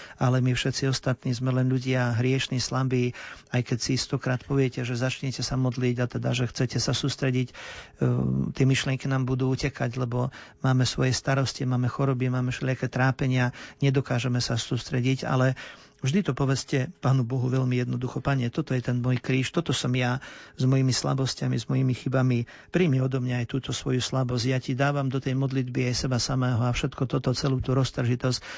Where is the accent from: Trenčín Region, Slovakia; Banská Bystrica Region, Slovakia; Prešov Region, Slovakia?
Trenčín Region, Slovakia; Ilava; ja som rodák z Ilavy